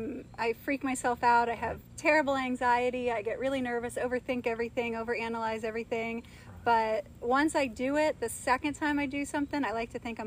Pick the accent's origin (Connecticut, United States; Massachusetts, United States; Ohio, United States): Ohio, United States; Kenwood; I'm from Kenwood, the low rent part